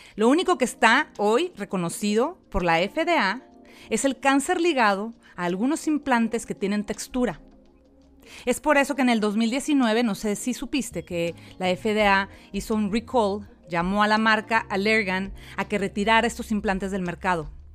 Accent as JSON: {"language": "Spanish", "country": "Mexico", "moved": "yes", "lives_now": "United States", "said": "soy mexicana, vivo en Estados Unidos"}